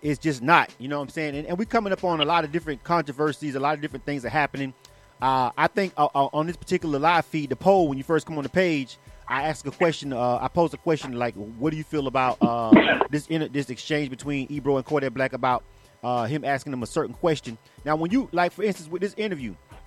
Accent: Florida, United States; I'm from Florida

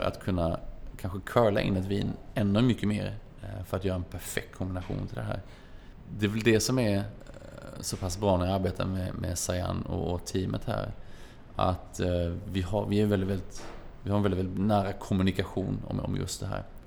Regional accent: Småland, Sweden; som den smålänning man är

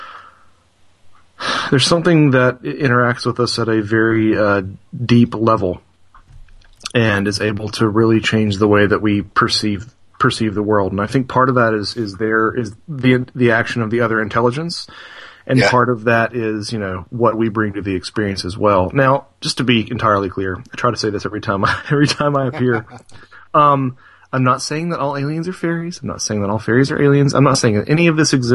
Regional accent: North Carolina, United States; We're both from North Carolina

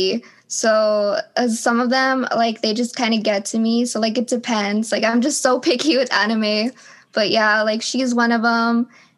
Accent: The Valley, South Texas, United States; I'm from The Valley, or, like, South Texas, or close to San Antonio

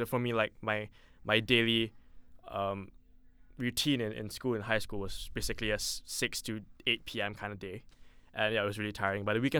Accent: Singapore; moved away as an adult; now in New Haven, United States; I'm from Singapore.

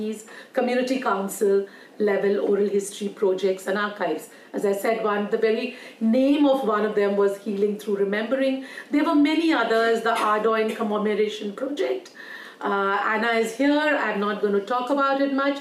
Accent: Delhi, India; everybody else in the refugee colony that we grew up in Delhi

